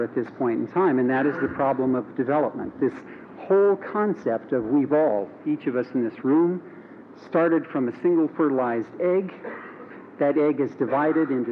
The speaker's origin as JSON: {"language": "English", "region": "Montana", "country": "United States", "tie": "born or raised there", "moved": "as an adult", "said": "I grew up in Montana, went to high school in a town that had less than 3,000 people"}